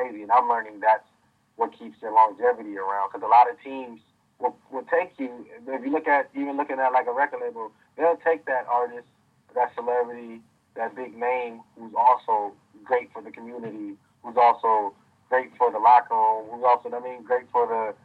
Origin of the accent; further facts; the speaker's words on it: Minneapolis, Minnesota, United States; also born or lived in St. Louis; I'm from Minneapolis and I want to help my city as much as I can